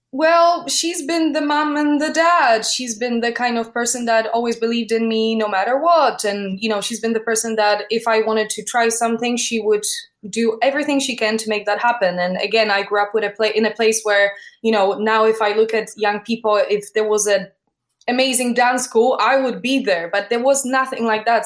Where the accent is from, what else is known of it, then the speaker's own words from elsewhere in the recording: Poland; moved away as an adult; now in London, United Kingdom; I was born in Poland.